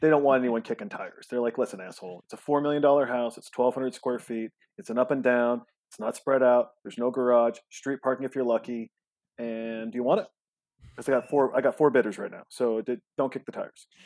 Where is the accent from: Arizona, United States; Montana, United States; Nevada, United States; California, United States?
Montana, United States; also born or lived in Los Angeles; now in Austin, United States; I'm from Montana and we're here in Austin, Texas